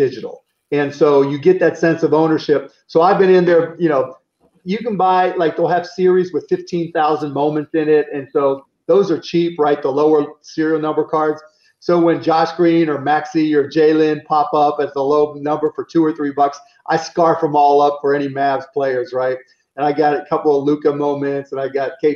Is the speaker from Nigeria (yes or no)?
no; Pittsburgh, Pennsylvania, United States; I grew up in Pittsburgh